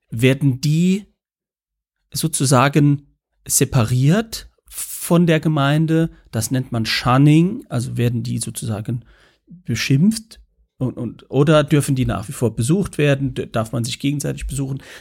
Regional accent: St. Ingbert, Saarland, Germany; St. Ingbert, wo ich herkomme, hat ja, äh, gehörte ja zur, zur Bayerischen Pfalz, also war durchaus auch in diesem Sprachraum äh, unterwegs.

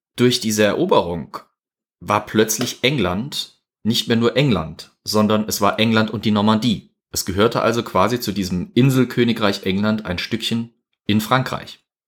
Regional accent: Germany; Wir als Deutsche

